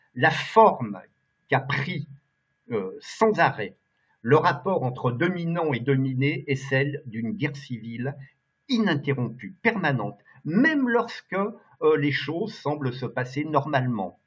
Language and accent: French; Lyon, Auvergne-Rhône-Alpes, France; je suis un gars de province, euh, je suis lyonnais d'origine, je suis un gars du Rhône